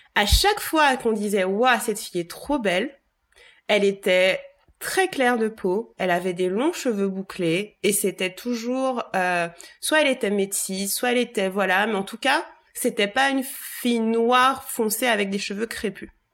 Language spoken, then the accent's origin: French; Bouillante, Guadeloupe; j'ai grandi à Bouillante, ma mère est de Bouillante